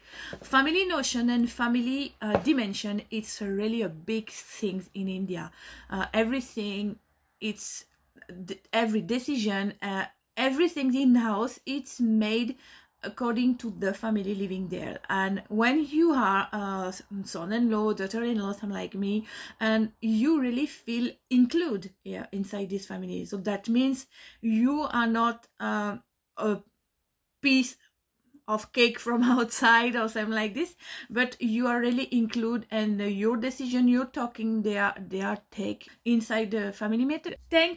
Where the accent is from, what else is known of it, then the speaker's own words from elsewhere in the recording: France; English is a second language; moved away as an adult; now in Belgium; I am basically from French background. So that means I grew up in France, live in France all my life. And we have basically a Christian family.